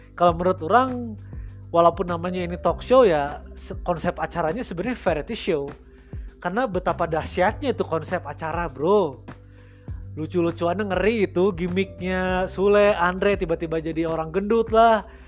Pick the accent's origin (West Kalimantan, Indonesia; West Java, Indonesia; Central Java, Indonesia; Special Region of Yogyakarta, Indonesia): West Java, Indonesia; Bandung; saya dari mana dari Bandung